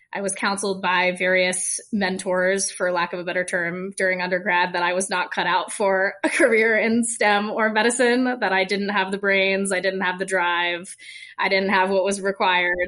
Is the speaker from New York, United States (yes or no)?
no; Vermont, United States; also born or lived in Colorado; now in Utah, United States; I'm from Vermont